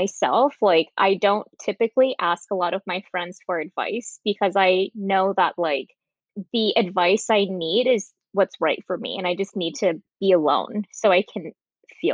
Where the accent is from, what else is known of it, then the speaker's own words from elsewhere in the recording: Midwest, United States; also born or lived in California; I was born in California, but then I moved to the Midwest when I was like in third grade